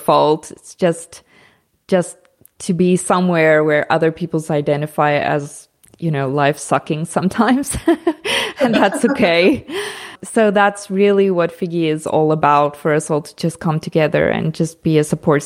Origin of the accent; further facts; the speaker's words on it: South Africa; moved away as an adult; now in Portugal; I'm South African, but I live in Portugal